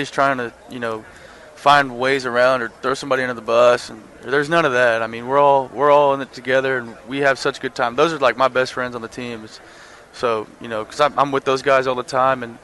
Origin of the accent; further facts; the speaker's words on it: Texas, United States; growing up in Texas